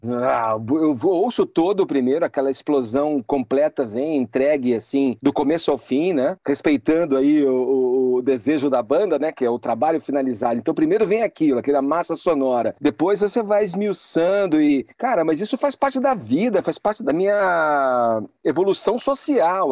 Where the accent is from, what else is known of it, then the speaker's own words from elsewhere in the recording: Campinas, São Paulo, Brazil; Campinas, que é a minha cidade, é onde a gente é, tinha a banda, onde eu nasci, onde eu formei essa banda com os amigos